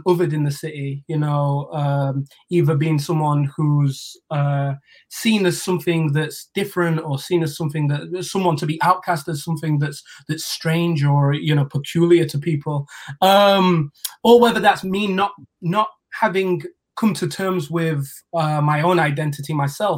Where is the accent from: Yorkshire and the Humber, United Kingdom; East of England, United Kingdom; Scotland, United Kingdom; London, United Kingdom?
Yorkshire and the Humber, United Kingdom; Sheffield; Sheffield, that's my home